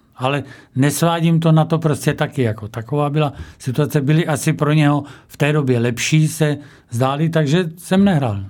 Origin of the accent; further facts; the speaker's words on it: Čebín, South Moravian Region, Czechia; z mého rodiště Čebína